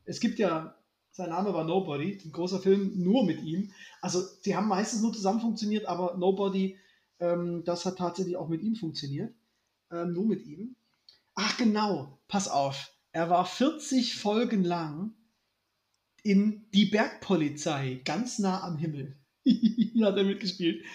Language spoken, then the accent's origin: German; Germany